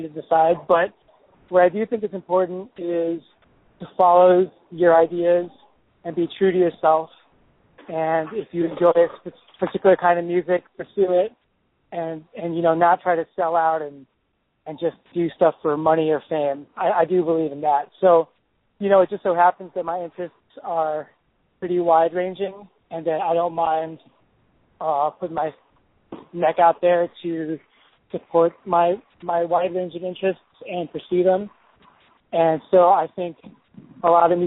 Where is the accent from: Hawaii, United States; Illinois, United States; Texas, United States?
Illinois, United States; Chicago; moved away as an adult; now in New York, United States; I was born in Chicago, in the suburbs of Chicago, and grew up there